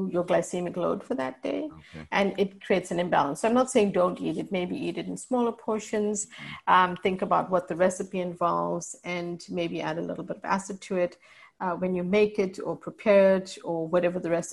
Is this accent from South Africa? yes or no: yes; South Africa; moved away; So I'm part Indian, but raised in South Africa